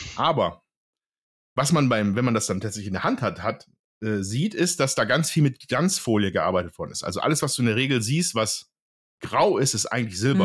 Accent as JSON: {"language": "German", "area": "Ruhr area", "region": "North Rhine-Westphalia", "country": "Germany", "said": "ich komme aus dem Ruhrgebiet"}